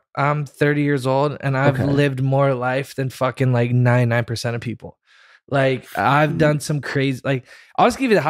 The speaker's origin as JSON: {"language": "English", "town": "Merritt Island", "region": "Florida", "country": "United States", "tie": "born or raised there", "also_born_or_lived": "Orlando", "said": "So I was born in Orlando, Florida, okay. And then I moved to Merritt Island, Florida, which is by like Cocoa Beach."}